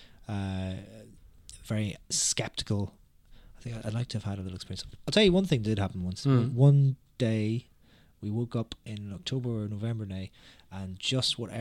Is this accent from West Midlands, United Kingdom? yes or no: no; Derry, Northern Ireland, United Kingdom; accent: Northern Irish; I'm from Derry, where there is actually a massive Halloween festival